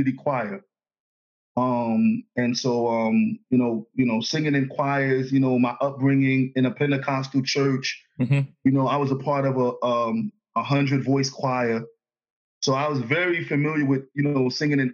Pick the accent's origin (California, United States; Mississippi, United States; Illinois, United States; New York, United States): New York, United States; New York City; moved away as an adult; also born or lived in Astoria, Queens / Long Island / Connecticut; now in Virginia, United States; I'm born and raised in the Bronx. I was born in Jacoby Hospital in the Bronx.